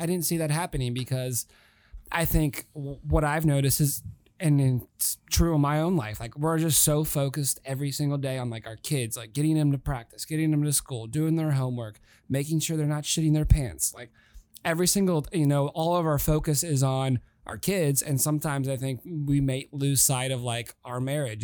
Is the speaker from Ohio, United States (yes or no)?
yes; Cincinnati, Ohio, United States; I'm a dude from Cincinnati. Like I'm a pretty Midwestern looking kind of guy